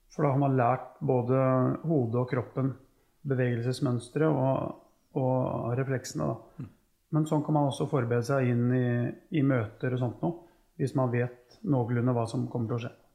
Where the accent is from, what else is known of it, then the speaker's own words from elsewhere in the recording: Norway; oppvekst hjemme på Tufte